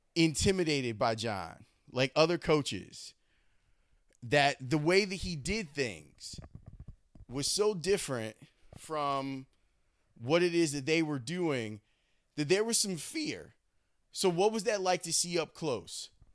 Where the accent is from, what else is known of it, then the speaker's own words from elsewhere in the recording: Chicago, Illinois, United States; I'm a kid from Chicago. I grew up loving DePaul